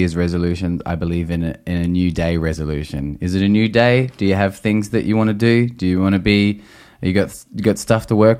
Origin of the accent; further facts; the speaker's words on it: Australia; I'm outraged. I'm Australian. I'm Australian.